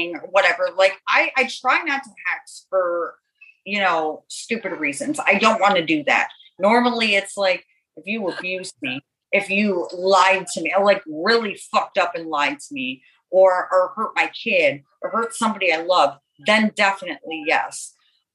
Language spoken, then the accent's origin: English; Buffalo, New York, United States; now in Florida, United States; I'm originally from Buffalo, New York. I'm in Florida now